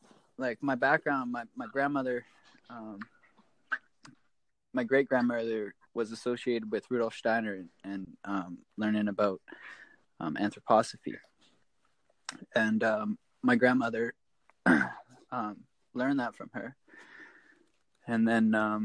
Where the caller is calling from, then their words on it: British Columbia, Canada; I'm here from Canada. I'm in British Columbia on Vancouver Island. Just in Couchin Valley here.